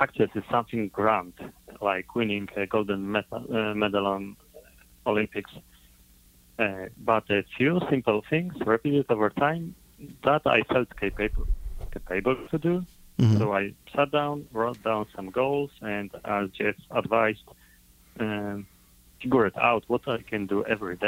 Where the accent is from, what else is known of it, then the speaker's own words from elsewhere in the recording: Poland; I'm coming from Poland, Europe